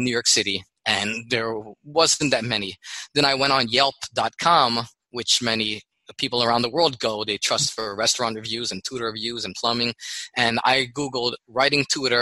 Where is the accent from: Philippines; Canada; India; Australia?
Philippines; now in United States; I'm Filipino living in America